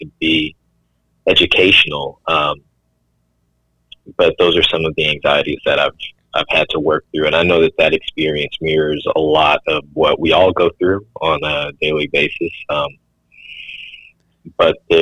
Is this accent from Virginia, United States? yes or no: no; Midfield, Alabama, United States; moved away as an adult; also born or lived in Birmingham, Alabama; now in Huntsville, United States; born in Midfield, I am from Midfield, Alabama.